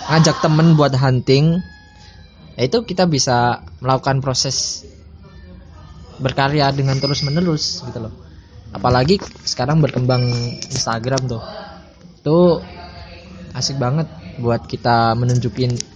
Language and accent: Indonesian; Bojonegoro, East Java, Indonesia; born there; aku lahir di Bojonegoro kalau belum tahu Bojonegoro itu kota salah satu kota kecil ya di Jawa Timur dekat Jawa Tengah